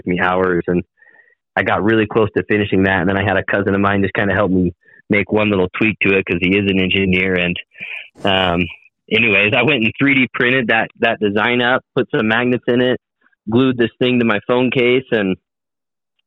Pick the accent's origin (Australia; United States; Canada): United States; Southeast Idaho; I'm from Southeast Idaho